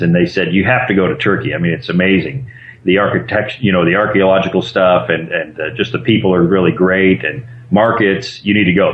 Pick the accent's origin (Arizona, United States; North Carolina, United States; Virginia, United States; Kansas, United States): Arizona, United States; moved away as an adult; also born or lived in Costa Rica; now in Wilmington, United States; we're originally from Arizona